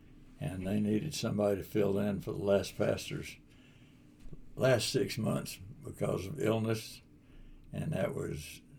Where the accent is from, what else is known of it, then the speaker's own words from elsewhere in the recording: Waynesville, North Carolina, United States; also born or lived in Deep South; I was born and raised on East Street in Waynesville, North Carolina. I was born in a one-room shack by the light of a coal oil lantern, so I'm a native hillbilly from right here in the mountains.